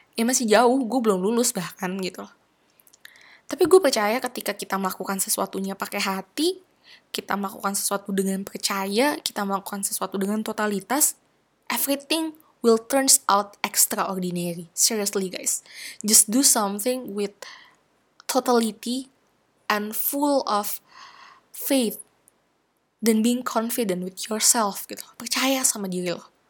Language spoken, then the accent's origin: Indonesian; Cirebon, West Java, Indonesia; moved away; bawaan gue dari Cirebon